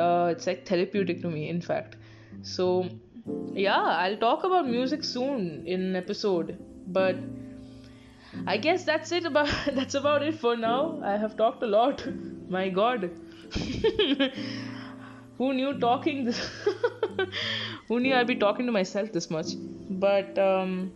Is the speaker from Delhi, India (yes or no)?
no; Bangalore, Karnataka, India; I'm from Bangalore